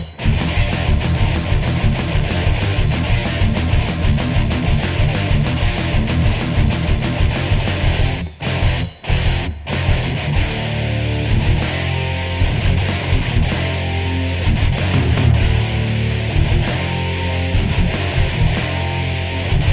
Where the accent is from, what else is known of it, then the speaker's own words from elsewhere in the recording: Indiana, United States; I grew up in Indiana